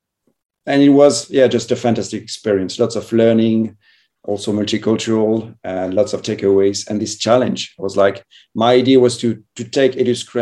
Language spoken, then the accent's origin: English; France; moved away as an adult; also born or lived in Madrid / northern Spain; now in Spain; I'm from France and traveled a bit.